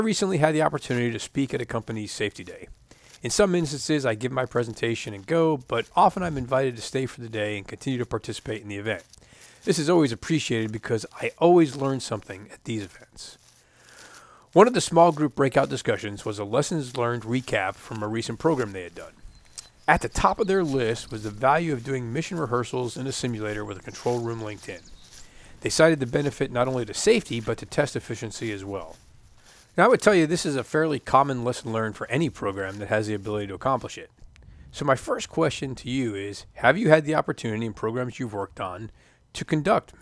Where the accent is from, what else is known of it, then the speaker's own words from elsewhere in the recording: Florida, United States; I grew up in Florida